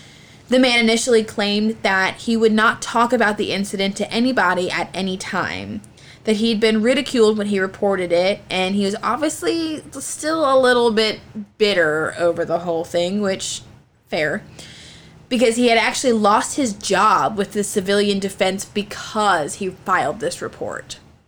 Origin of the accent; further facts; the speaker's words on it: Virginia, United States; Well, great. I am from Virginia, so.